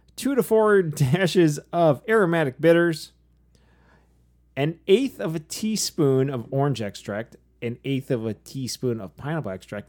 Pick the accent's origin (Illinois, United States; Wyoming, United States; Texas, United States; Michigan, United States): Michigan, United States; people in Michigan say 'cause we can't pronounce crap